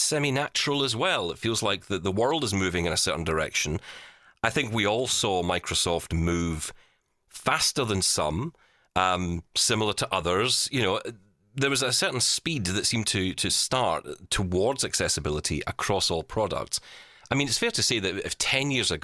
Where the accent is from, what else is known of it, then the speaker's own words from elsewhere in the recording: Glasgow, Scotland, United Kingdom; we're actually from the very much the same part of Glasgow